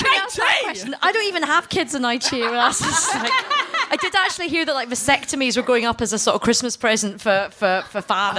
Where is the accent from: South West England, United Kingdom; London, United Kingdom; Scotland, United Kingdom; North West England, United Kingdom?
Scotland, United Kingdom; accent: Glaswegian; also born or lived in India; I'm both Indian and Scottish.